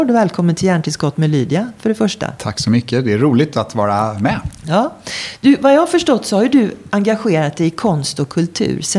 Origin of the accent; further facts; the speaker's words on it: Skåne, Sweden; now in Stockholm, Sweden; Sen är jag uppvuxen i Skåne och då snackar jag sådär när jag är där. Ja, och sen har jag bott här i Stockholm i 30 år. Så jag är dialektalt förvirrad.